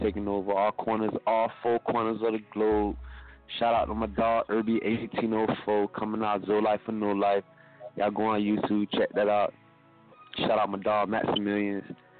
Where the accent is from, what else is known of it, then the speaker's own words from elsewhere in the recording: Fort Lauderdale, Florida, United States; I'm from the Han. I'm from out of Stranahan, the Han, Davy and 15th. You already know Stranahan, stand up, Broward County, one time.